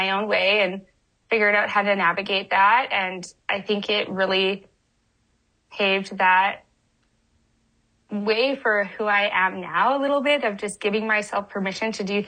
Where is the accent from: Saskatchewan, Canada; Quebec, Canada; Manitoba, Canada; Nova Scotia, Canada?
Manitoba, Canada; Winnipeg; now in California, United States; I grew up in Winnipeg, or just outside Winnipeg